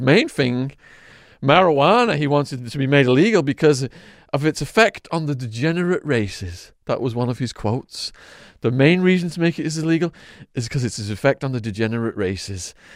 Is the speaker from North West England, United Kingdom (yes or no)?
yes; Widnes, North West England, United Kingdom; my hometown of Widnes